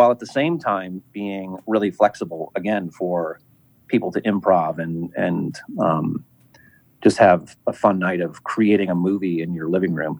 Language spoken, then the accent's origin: English; Midwest, United States; I grew up in the Midwest